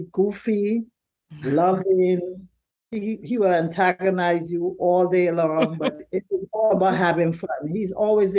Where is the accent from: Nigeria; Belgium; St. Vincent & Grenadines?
St. Vincent & Grenadines; now in Brooklyn, United States; we're from St. Vincent originally